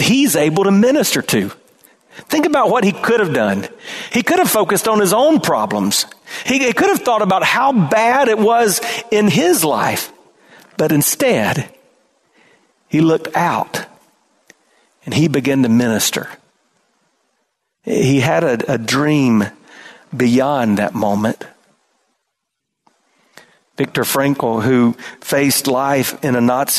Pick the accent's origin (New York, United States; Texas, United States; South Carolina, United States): South Carolina, United States; We didn't have that much in my hometown, small town, South Carolina